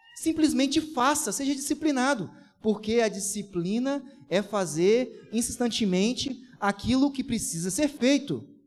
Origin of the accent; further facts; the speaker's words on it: Brazil; Sou brasileiro com muito orgulho, com muito amor